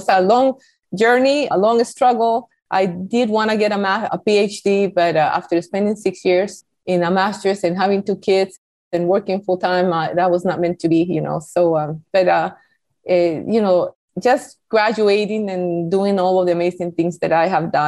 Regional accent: Costa Rica; English is a second language; moved away as an adult; now in United States; I was born in Costa Rica

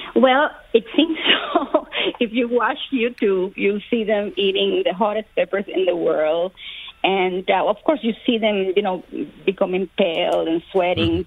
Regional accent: Cuba; moved away; I was born in Cuba

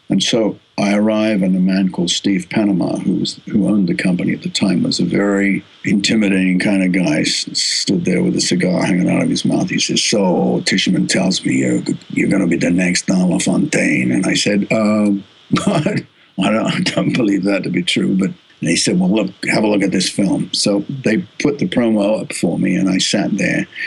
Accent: Australia; accent: Australian; moved away as an adult; also born or lived in United States; my Australian accent

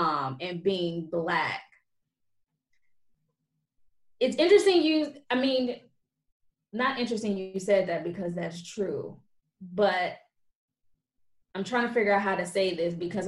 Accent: United States; now in France; And also, as American, we're looked at.

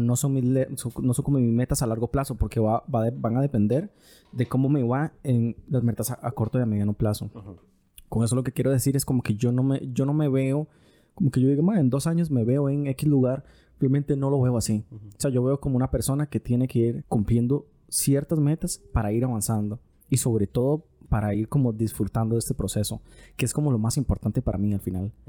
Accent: Costa Rica; nosotros estamos adoptando un acento los ticos

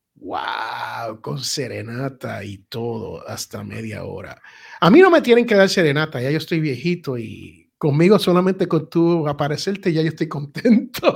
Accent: United States; aquí en la gran nación norteamericana donde yo nací

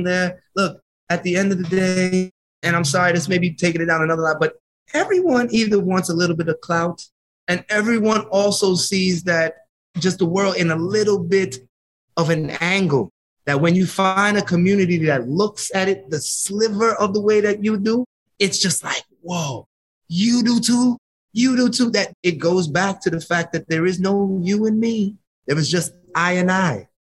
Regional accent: Jamaica; You know, my grandmother's Syrian and Irish, and my grandfather's West African, but we're all Jamaican.

